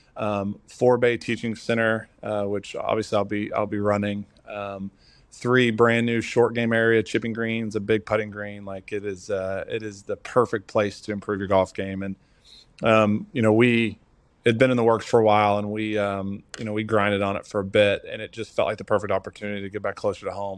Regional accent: Oklahoma, United States; moved away as an adult; I am originally from Oklahoma, born and raised

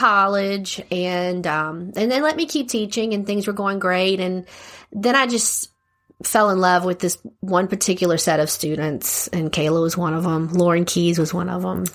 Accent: Lafayette, Louisiana, United States; I was born and raised here in Lafayette

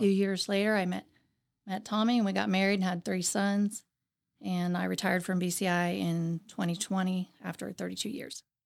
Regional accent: Zanesville, Ohio, United States; I grew up in Zanesville, Ohio.

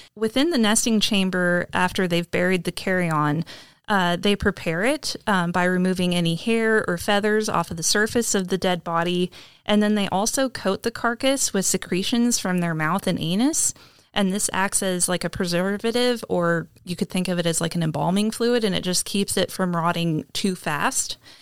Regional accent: Kansas, United States; I grew up in Kansas, um, along, like, the Decatur County

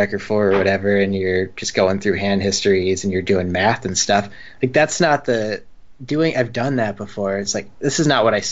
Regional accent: United States; now in San Diego, United States; as an American

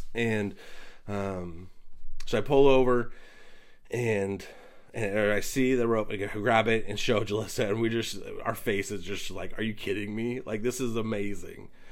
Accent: Pacific Northwest, United States; We're from the Pacific Northwest

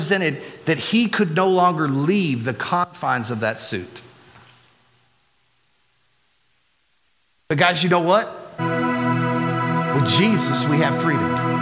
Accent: United States; we as Americans

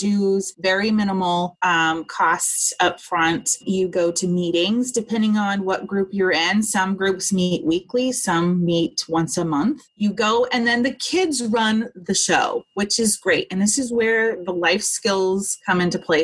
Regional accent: Southern California, United States; moved away as an adult; we were born and raised in Southern California

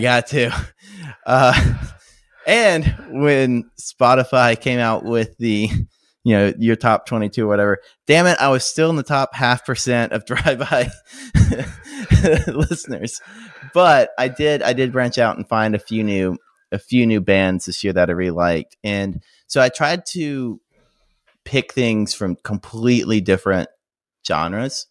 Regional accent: United States; also born or lived in San Francisco; growing up in the States, especially if you live in a larger metropolitan

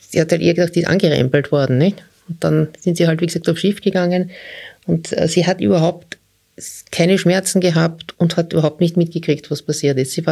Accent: Austria; Ja als Österreicher.

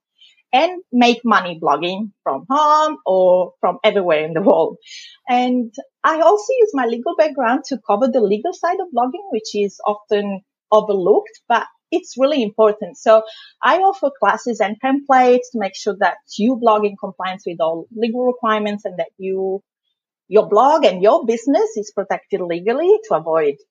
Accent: Italy; accent: thick Italian accent; moved away as an adult; also born or lived in London, United Kingdom; now in Melbourne, Australia; I'm from Italy originally.

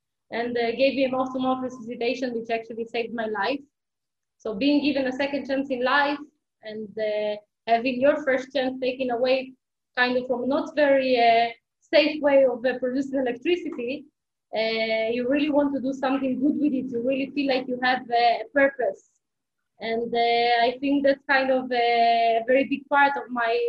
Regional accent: Ukraine; now in Tel Aviv, Israel; although I'm joining you today from Tel Aviv, Israel, and that's where I live, I was not born here. I was born in Ukraine in 1986.

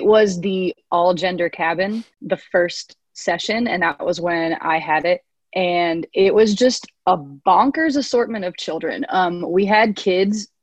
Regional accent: Nashville, Tennessee, United States; I'm from Nashville, Tennessee

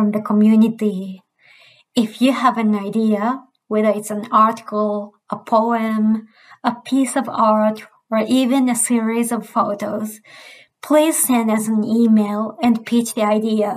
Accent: Japan; now in Canberra, Australia; I grew up in Japan

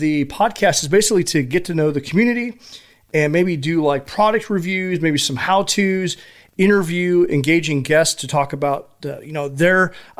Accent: Waynesville, Missouri, United States; we're both from Waynesville, Missouri.

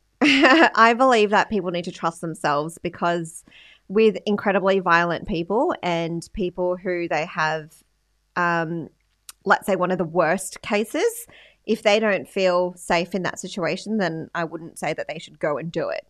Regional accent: Sydney, New South Wales, Australia; also born or lived in Philippines; now in Gold Coast, Australia; I grew up in the western suburbs of Sydney, Australia.

